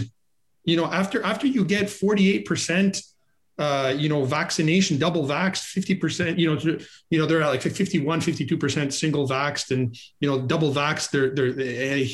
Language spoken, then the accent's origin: English; Canada; also born or lived in Ontario; as a Canadian